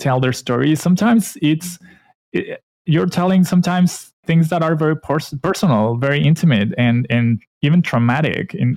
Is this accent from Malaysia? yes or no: no; Mexico; also born or lived in Vancouver, Canada; I'm from Mexico